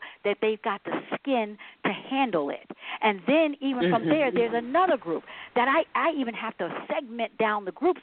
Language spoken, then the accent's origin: English; Philadelphia, Pennsylvania, United States; also born or lived in Detroit; I grew up, born and raised in West Philadelphia